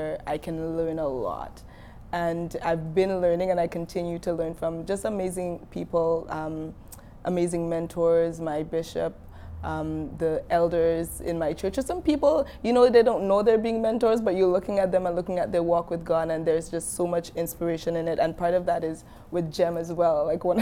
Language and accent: English; Dominica; I'm from Dominica